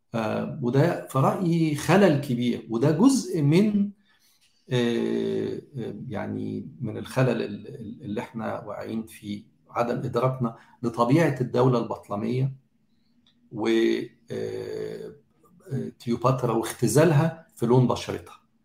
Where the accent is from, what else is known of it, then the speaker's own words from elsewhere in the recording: Egypt; احنا كمجتمع مصري